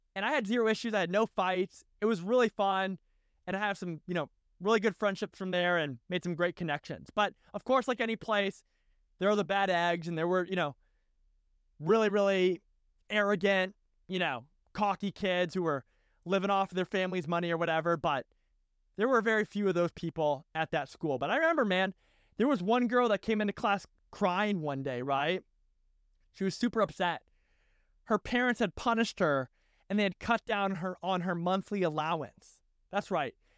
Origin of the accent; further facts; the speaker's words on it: Massachusetts, United States; I was from Massachusetts